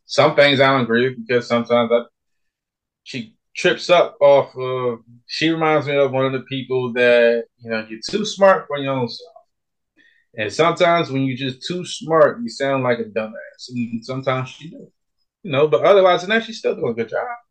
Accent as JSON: {"language": "English", "town": "Philadelphia", "region": "Pennsylvania", "country": "United States", "tie": "born or raised there", "said": "I was born and raised in North Philadelphia, in the hood."}